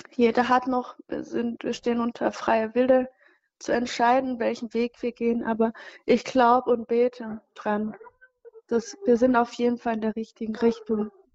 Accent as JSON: {"language": "German", "town": "Cyangugu", "region": "Western Province", "country": "Rwanda", "tie": "born or raised there", "moved": "yes", "said": "ich komme aus Changugu, das ist so ein bisschen weit weg, ähm, südwestlich."}